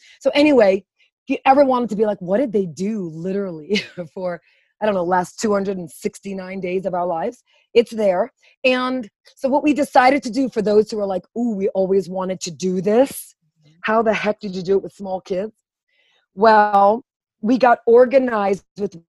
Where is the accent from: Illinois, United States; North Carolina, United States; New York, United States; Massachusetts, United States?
New York, United States; New York City; moved away as an adult; Born and raised in Brooklyn, you can kind of hear it in my voice